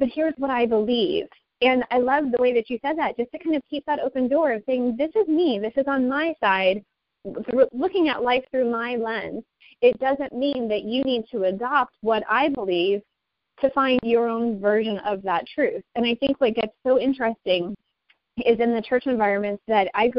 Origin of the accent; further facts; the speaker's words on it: United States; as American citizens